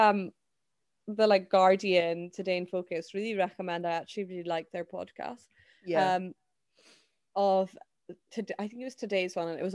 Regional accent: Scotland, United Kingdom; as a Scottish person

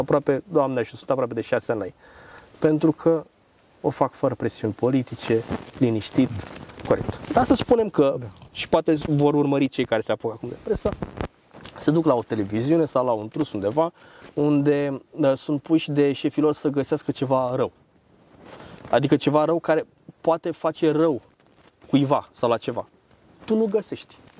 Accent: Romania

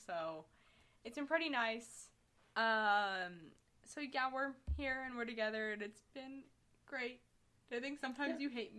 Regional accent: Chicago, Illinois, United States; I'm from Chicago.

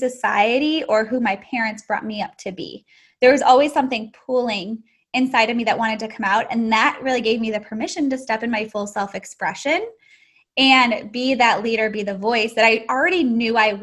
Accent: Chicago, Illinois, United States; now in Houston, United States; I'm in Houston, Texas. I'm from Chicago originally.

